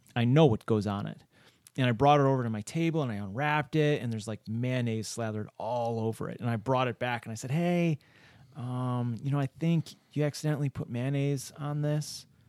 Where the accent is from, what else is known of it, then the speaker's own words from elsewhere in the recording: Rochester, New York, United States; I was born and raised in Rochester.